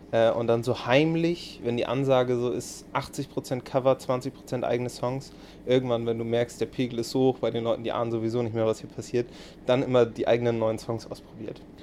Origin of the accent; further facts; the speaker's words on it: Hamburg, Germany; born there; Also ich bin ein groß, als gebürtiger Hamburger, ein großer Hamburg-Verfechter natürlich.